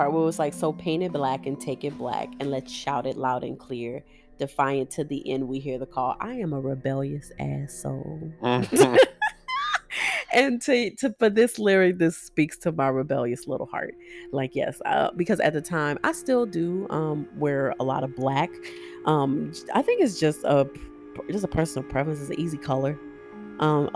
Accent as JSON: {"language": "English", "region": "Louisiana", "country": "United States", "said": "I am a Creole. I am from Louisiana"}